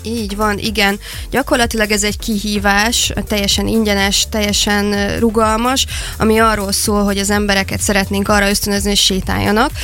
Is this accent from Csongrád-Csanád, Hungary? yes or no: yes; Szeged, Csongrád-Csanád, Hungary; a szülővárosom felé fordultam